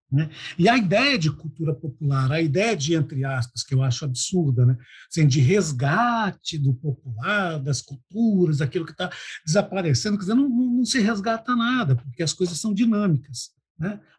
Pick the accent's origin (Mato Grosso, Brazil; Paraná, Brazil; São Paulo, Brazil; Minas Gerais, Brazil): Mato Grosso, Brazil; Cuiabá; E eu sou cuiabano toda a vida.